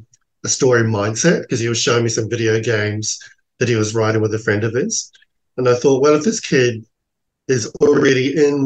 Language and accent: English; Australia; Because I grew up in Australia, I didn't know the culture at all, besides what we see in tourism ads.